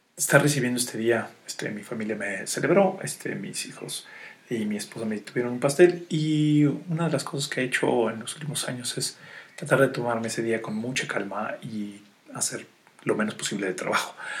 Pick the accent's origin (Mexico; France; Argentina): Mexico; soy, soy el mexicano